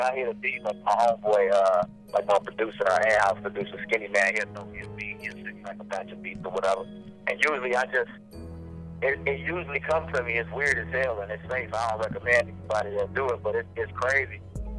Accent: Chicago, Illinois, United States; moved away; I'm originally from Chicago.

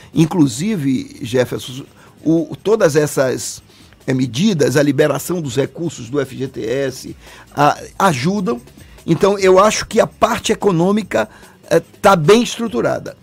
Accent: Salvador, Bahia, Brazil; born or raised there

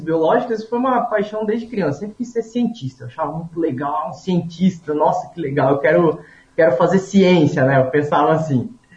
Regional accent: Paraná, Brazil; moved away; eu sou lá do Paraná, eu nasci no interior do interior do estado, então eu me criei numa comunidade muito pequena

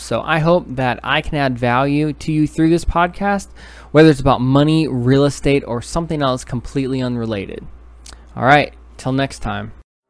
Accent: New York City, New York, United States; moved away; originally I'm from New York City.

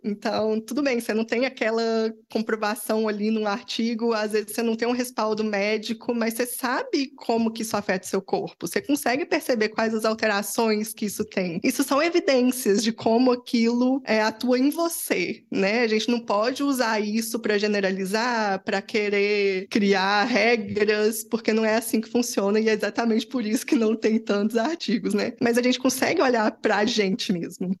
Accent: Belo Horizonte, Minas Gerais, Brazil; Eu sou de BH

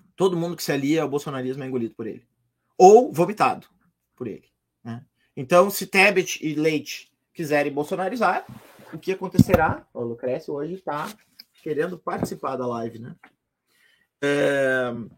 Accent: Rio Grande do Sul, Brazil; eu sou gaúcho

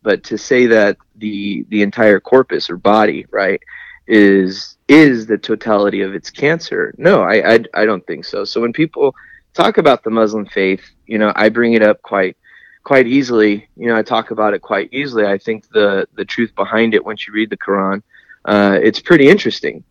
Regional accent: Lemoore, California, United States; also born or lived in San Diego, California; I'm from Lemoore and kind of San Diego at the same time.

